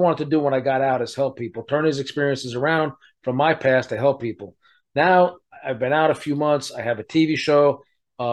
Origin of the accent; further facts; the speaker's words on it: New York City, New York, United States; moved away as an adult; also born or lived in South Florida / California / Las Vegas; now in Elkhart, United States; I'm a New York City guy, born and raised in Brooklyn